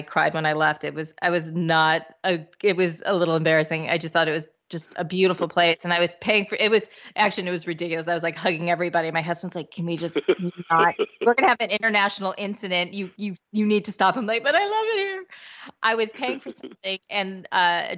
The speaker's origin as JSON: {"language": "English", "country": "United States", "said": "we're from America"}